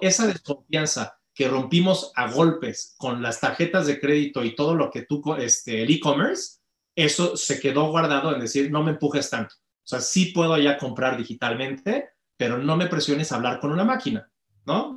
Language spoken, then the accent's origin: Spanish; Mexico; tenemos como mexicanos